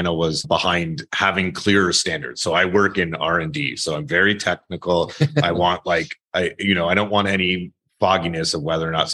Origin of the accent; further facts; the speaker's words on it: Canada; moved away as an adult; also born or lived in Midwest, United States / California, United States; now in United States; I grew up in Canada